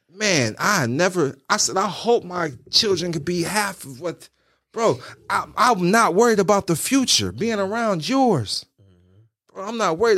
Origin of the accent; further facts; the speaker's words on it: United States; I'm still from Walnut Park